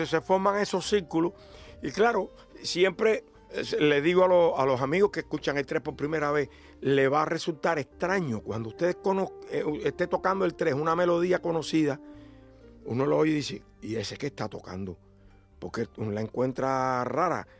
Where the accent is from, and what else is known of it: Cuba